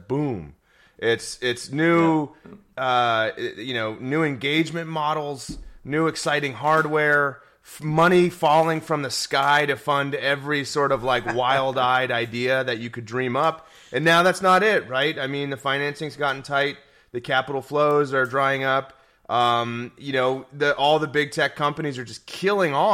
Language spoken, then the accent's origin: English; United States; moved away; I'm from the U.S.